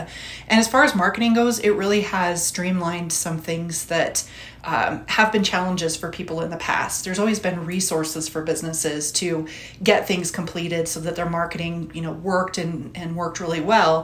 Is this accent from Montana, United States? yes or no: yes; Butte, Montana, United States; now in Boulder, United States; Originally from Butte, so Butte is my hometown